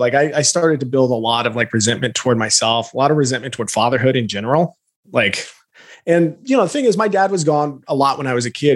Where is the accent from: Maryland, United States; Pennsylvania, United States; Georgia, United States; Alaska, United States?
Alaska, United States; also born or lived in Lafayette, Louisiana; now in Boise, United States; grew up in Alaska by way of Louisiana